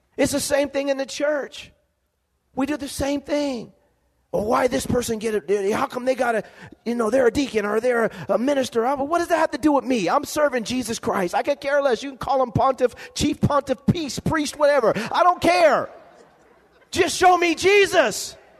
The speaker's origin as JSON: {"language": "English", "town": "Lompoc", "region": "California", "country": "United States", "tie": "born or raised there", "said": "growing up in Lompoc, California, living in a be- one bedroom home"}